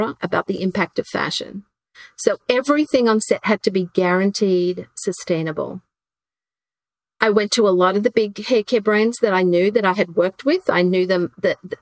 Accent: Queensland, Australia; moved away; I grew up in Queensland, Australia

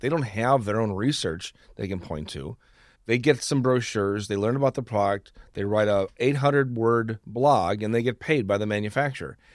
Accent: Wisconsin, United States; I'm talking to a fellow Wisconsin.

